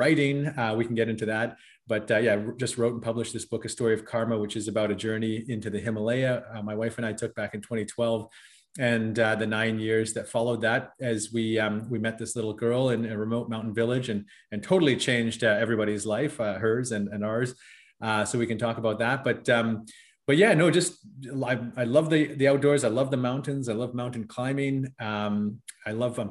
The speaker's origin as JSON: {"language": "English", "area": "West Coast of Canada", "region": "British Columbia", "country": "Canada", "tie": "born or raised there", "said": "I was born and raised on the West Coast of Canada"}